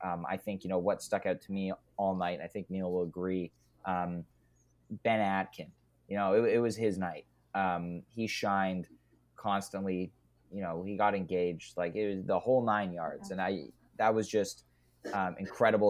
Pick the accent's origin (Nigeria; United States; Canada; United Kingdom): Canada; I'm Canadian